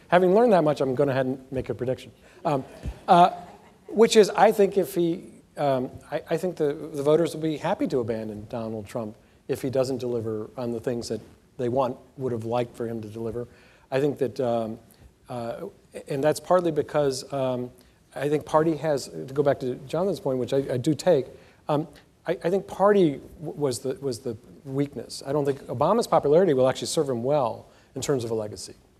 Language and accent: English; Alabama, United States; now in North Carolina, United States; I grew up Jewish in Alabama in the 1960s